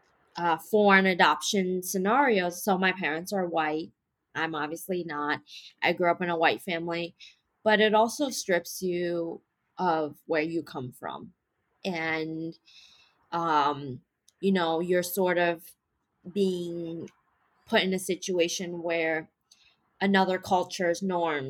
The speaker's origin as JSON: {"language": "English", "country": "United States", "tie": "born or raised there", "said": "from my childhood here in America, or growing up in America"}